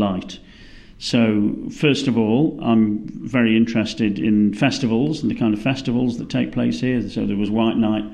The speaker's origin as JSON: {"language": "English", "country": "United Kingdom", "moved": "as an adult", "lives_now": "Melbourne, Australia", "said": "as a British person"}